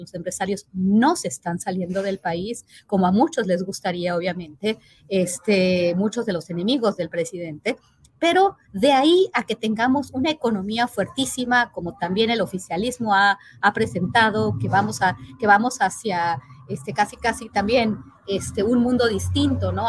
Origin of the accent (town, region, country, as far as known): Mexico